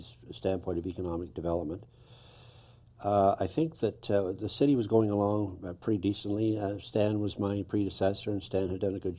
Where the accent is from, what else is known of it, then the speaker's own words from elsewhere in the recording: North Bay, Ontario, Canada; I lived here all my life, I was born in North Bay